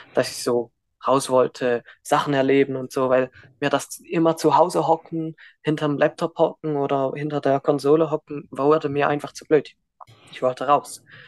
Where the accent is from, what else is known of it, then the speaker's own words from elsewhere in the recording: Switzerland; Und ich bin auch in der Schweiz geboren, in der Schweiz aufgewachsen